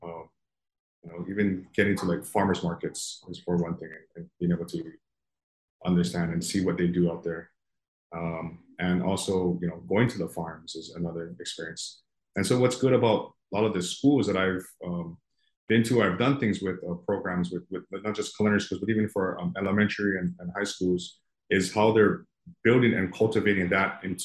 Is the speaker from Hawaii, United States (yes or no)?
yes; Hawaii, United States; growing up in Hawaii